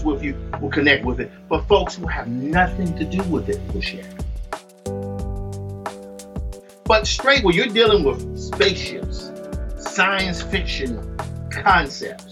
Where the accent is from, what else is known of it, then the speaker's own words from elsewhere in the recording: Mississippi, United States; I'm from Mississippi. I grew up literally across the street from a cotton field